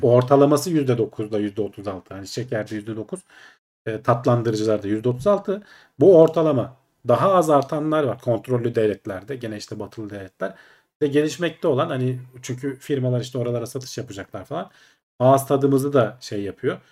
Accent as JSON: {"language": "Turkish", "region": "Ankara", "country": "Turkey", "said": "Ben Ankaralıyım. Dedem Ankara'da işte."}